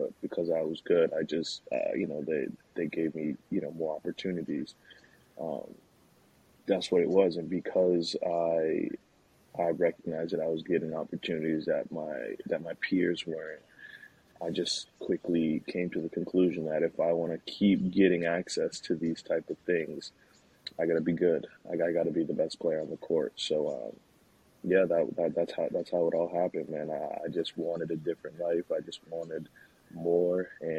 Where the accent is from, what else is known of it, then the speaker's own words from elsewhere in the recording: Nashville, Tennessee, United States; also born or lived in Queens, New York; Obviously, I was born in New York, born in Queens, New York, and my family moved to Nashville real early